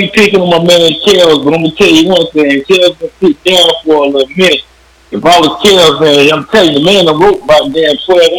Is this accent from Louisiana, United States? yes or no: no; Florida, United States; I'm from Florida.